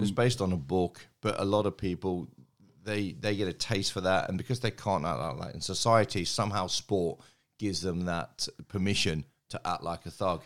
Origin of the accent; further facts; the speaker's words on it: Derby, East Midlands, United Kingdom; moved away; I was born in Derby